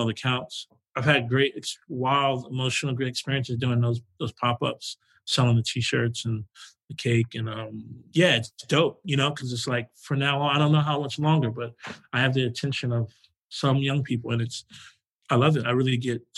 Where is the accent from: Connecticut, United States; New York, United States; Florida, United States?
New York, United States; New York City; moved away as an adult; also born or lived in Flushing, Queens; I'm from Jamaica, Queens